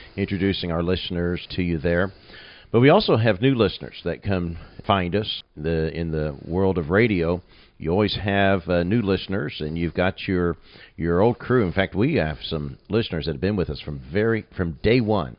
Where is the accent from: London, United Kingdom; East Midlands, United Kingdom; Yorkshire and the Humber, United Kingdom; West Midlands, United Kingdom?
West Midlands, United Kingdom; Nuneaton; moved away as an adult; My hometown's not a really huge town, Nuneaton